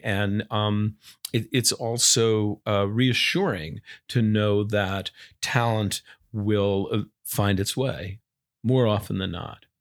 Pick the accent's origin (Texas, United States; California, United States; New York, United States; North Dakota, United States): New York, United States; Long Island; I grew up on Long Island